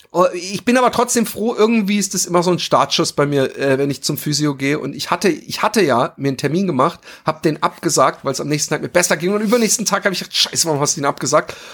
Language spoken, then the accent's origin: German; Baden-Württemberg, Germany; Als Schwabe ich finde, es, es, äh, ich finde, es, es gibt eine Menge, es gibt eine Menge äh